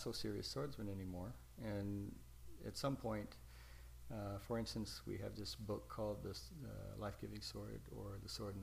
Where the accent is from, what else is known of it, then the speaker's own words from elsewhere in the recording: United States; I'm an American